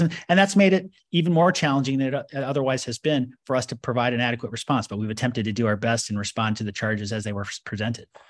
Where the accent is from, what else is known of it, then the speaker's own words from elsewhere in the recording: United States; I, as an American